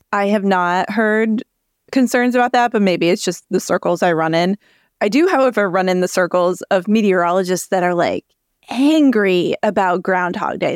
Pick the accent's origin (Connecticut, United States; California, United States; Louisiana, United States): Connecticut, United States; I grew up in Connecticut